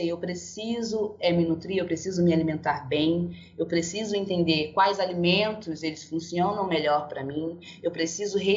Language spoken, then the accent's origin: Portuguese; Angola; also born or lived in Brazil; now in São Paulo, Brazil; é, eu sou angolana e brasileira. Eu fui naturalizada no Rio de Janeiro, atualmente agora eu moro em São Paulo.